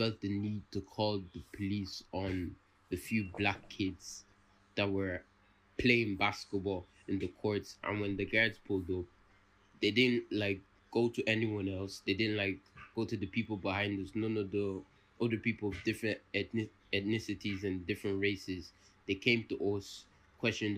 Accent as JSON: {"language": "English", "country": "Ireland", "tie": "born or raised there", "said": "I was born in Ireland."}